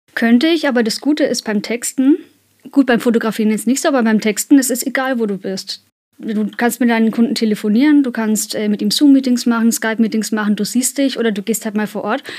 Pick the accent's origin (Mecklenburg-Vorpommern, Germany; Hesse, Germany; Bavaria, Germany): Bavaria, Germany; Kulmbach; für uns Kulmbacher